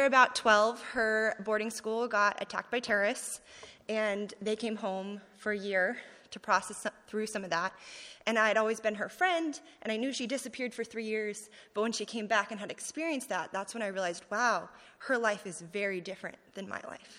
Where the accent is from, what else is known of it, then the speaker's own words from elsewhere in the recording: California, United States; moved away as an adult; I'm from California, born and raised